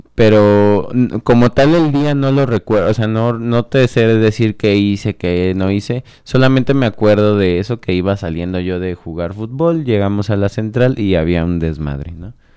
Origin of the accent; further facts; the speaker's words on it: Celaya, Guanajuato, Mexico; Yo soy celayense. Cajetero. De, cajetero, de 27 años. Crecí viendo al Atlético